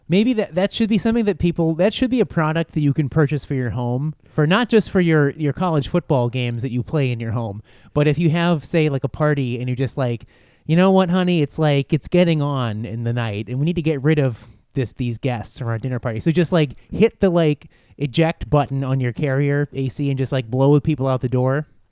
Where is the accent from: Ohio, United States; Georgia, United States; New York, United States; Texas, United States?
New York, United States; Buffalo; moved away; I am from Buffalo